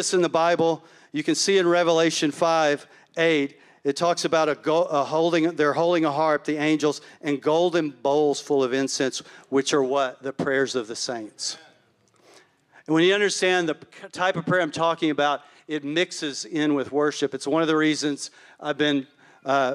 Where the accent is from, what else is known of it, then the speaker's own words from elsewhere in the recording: Palestine, Texas, United States; Palestine, which is my hometown